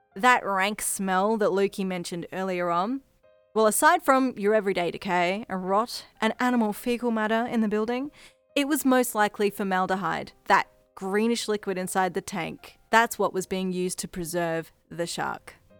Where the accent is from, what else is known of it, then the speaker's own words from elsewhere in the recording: Brisbane, Queensland, Australia; If you can't tell by the accent, I'm from Australia, the city of Brisbane in Queensland to be specific.